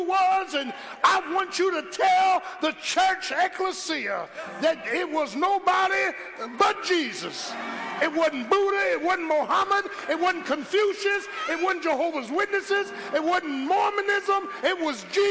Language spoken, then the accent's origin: English; Philadelphia, Pennsylvania, United States